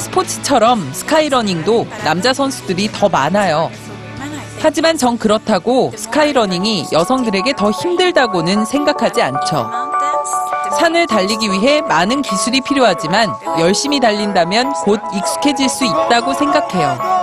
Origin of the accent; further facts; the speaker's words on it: Sweden; also born or lived in Norway; now in Alps; 전 스웨덴 출신이고 노르웨이에 오랫동안 살았기 때문에